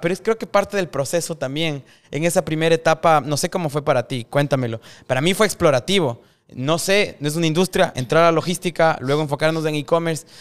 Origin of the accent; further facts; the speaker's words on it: Ecuador; now in Miami, United States; yo soy de Ecuador en mi caso